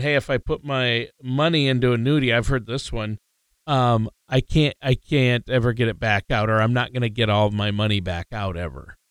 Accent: Minnesota, United States; I'm from Minnesota and we really didn't have a college football team

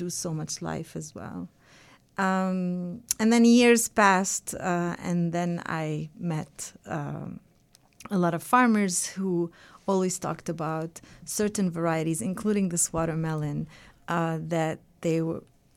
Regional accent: Bethlehem, West Bank, Palestine; I was too young when I was trying to start this farm in my hometown

